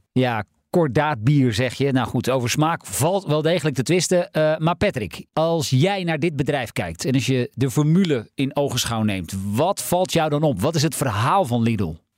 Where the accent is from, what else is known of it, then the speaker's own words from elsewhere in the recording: Heiloo, North Holland, Netherlands; Ik kom zelf uit Heilo.